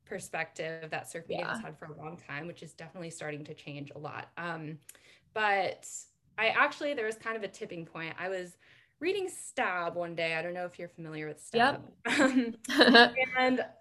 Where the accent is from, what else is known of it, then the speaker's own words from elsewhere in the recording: Northern California, United States; I grew up in Northern California and had kind of a rural NorCal upbringing.